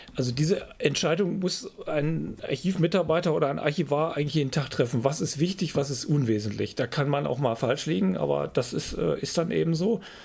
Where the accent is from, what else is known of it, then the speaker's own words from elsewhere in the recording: Freiberg, Saxony, Germany; moved away as an adult; also born or lived in Iserlohn; Wir hatten einen tollen Geschichtslehrer im Gymnasium in, in Freiberg, meiner Heimatstadt.